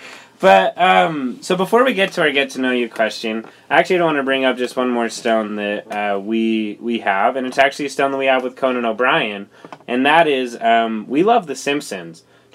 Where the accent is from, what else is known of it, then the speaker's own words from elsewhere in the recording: Lindon, Utah, United States; I'm from Linden, the city of dreams.